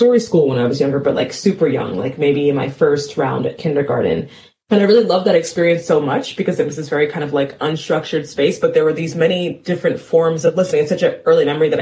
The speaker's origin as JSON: {"language": "English", "town": "New York City", "region": "New York", "country": "United States", "tie": "born or raised there", "moved": "yes", "said": "I was born in New York City, and I lived in a part of town called Cambria Heights, Queens, in my formative years"}